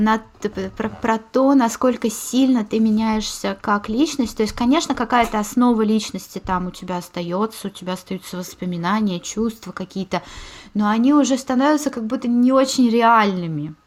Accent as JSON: {"language": "Russian", "region": "Moscow", "country": "Russia", "tie": "born or raised there", "also_born_or_lived": "Scotland", "moved": "as an adult", "lives_now": "Germany", "said": "я родилась в Москве"}